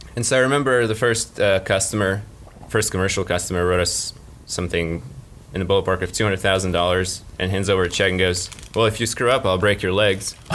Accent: Moscow, Russia; also born or lived in Baltimore, United States / Orlando, United States; now in Gainesville, United States; I grew up in Moscow and uh, lived in Baltimore for a little while, and then in Orlando

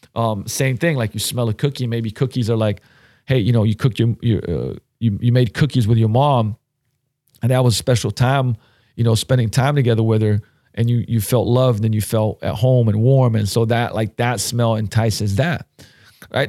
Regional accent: Slovenia; moved away; I grew up in Slovenia

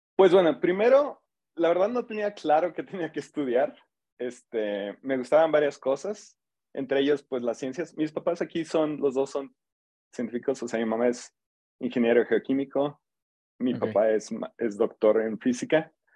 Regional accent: San Luis Potosí, Mexico; moved away as an adult; now in College Park, United States; soy de aquí de San Luis. Em, yo hice licenciatura y maestría aquí en San Luis

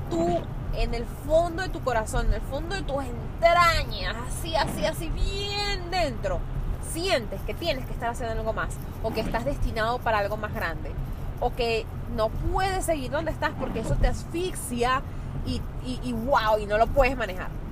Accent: Venezuela; now in New York, United States; soy una venezolana, con todo lo que eso implica actualmente, viviendo en Nueva York

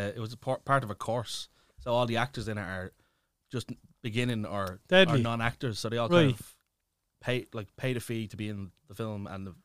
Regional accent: Leinster, Ireland; no, I'm from Pierce House Flats in Pierce Street. {S1} Right. {S3} Born and raised, like, only moved out there when I was like 15, I think.

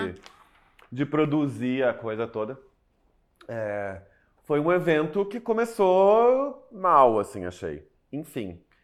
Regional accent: Porto Alegre, Rio Grande do Sul, Brazil; Em Porto Alegre, não tenho o que dizer, minha cidade natal

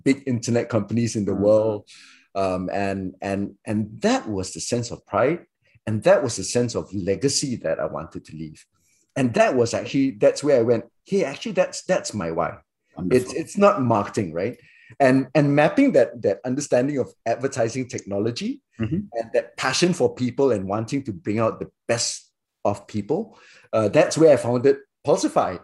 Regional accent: Singapore; also born or lived in Malaysia; I grew up in Singapore

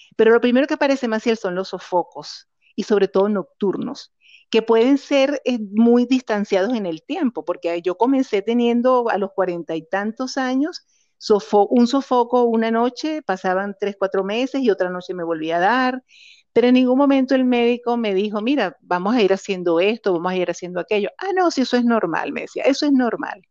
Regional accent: Caracas, Capital District, Venezuela; moved away as an adult; now in Costa Rica; soy venezolana, nacida en Caracas

